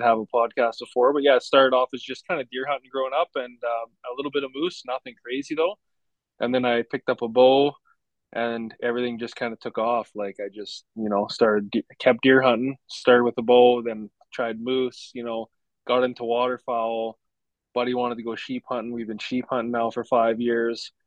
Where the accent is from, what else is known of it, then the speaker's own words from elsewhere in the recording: Alberta, Canada; I'm from Alberta, Canada. So there's a city, the capital is Edmonton. So I live just